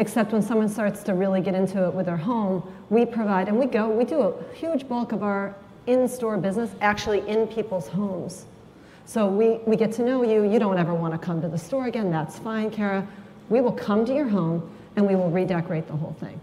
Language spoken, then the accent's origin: English; Marin, California, United States; my hometown, Marin